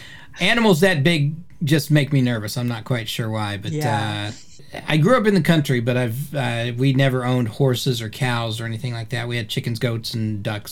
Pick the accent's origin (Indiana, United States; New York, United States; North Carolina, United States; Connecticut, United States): Indiana, United States; Indianapolis; born there; and I was born in the Midwest. I was born in Indianapolis, Indiana. So, and they've got a distinctive accent there as well.